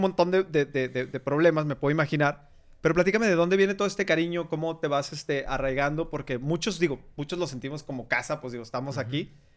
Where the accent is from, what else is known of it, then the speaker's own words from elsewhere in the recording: Torreón, Coahuila, Mexico; moved away; yo hice mi vida y salí de, de Torreón